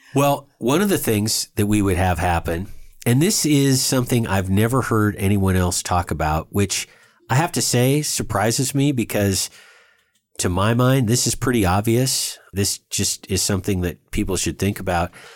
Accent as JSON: {"language": "English", "region": "West Coast states", "country": "United States", "said": "Shelby and I come from West Coast states"}